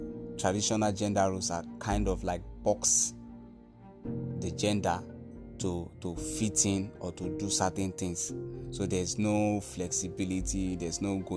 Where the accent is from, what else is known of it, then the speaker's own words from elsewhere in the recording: Nigeria; I'm from Nigeria